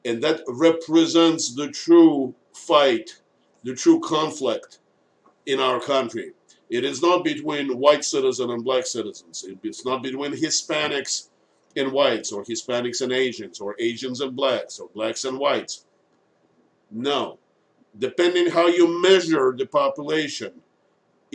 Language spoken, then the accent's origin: English; Moscow, Russia; now in United States; I was born in Moscow. I was born in Russia.